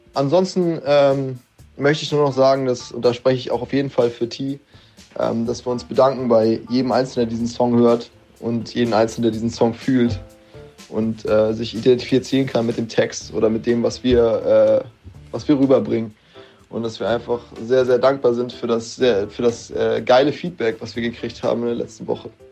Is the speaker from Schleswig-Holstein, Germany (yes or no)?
yes; Kiel, Schleswig-Holstein, Germany; Ich komme aus Kiel und bin 20 Jahre alt